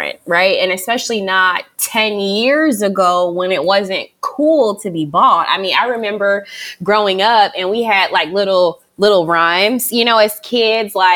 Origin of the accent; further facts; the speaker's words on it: Las Vegas, Nevada, United States; moved away as an adult; also born or lived in Hampton, Virginia; I'm originally from Vegas